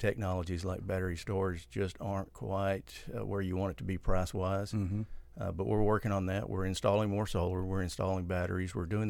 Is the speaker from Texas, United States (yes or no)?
yes; Pecos, Texas, United States; moved away; There's a little town called Pecos. That's mm-hmm. where I grew up. And when I turned 18, I tried to hit the road and get out of there